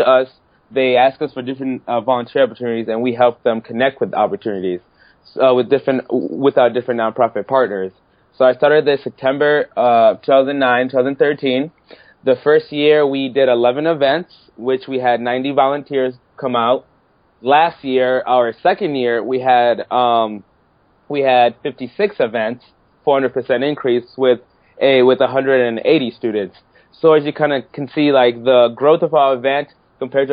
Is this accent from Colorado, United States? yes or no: no; Kalamazoo, Michigan, United States; also born or lived in Harare, Zimbabwe; I'm originally from Harare, Zimbabwe. And then my family and I moved here to Kalamazoo, Michigan in 2001